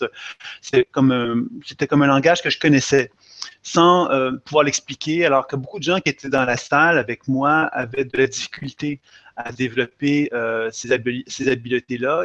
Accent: Quebec, Canada; Je viens effectivement du Québec.

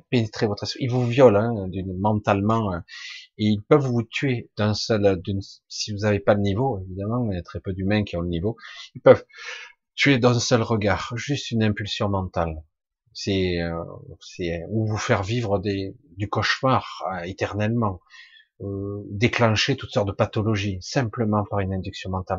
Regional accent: Marseille, Provence-Alpes-Côte d'Azur, France; je suis moi de du sud de la France simplement Je suis né à Marseille

